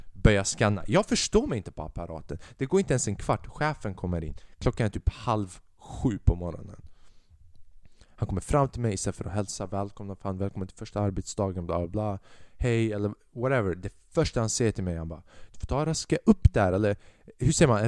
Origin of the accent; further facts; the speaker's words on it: Säffle, Värmland, Sweden; i min hemstad, i Säffle